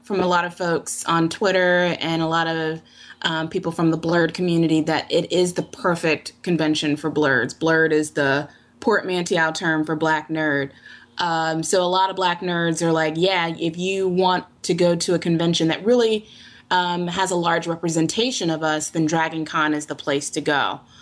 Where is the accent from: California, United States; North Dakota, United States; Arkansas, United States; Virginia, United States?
Virginia, United States; Virginia Beach; I'm from Virginia Beach, so I live near water